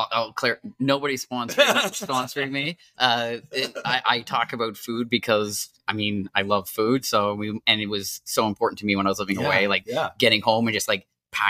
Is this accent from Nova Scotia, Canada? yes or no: yes; South Shore, Nova Scotia, Canada; for me growing up in the South Shore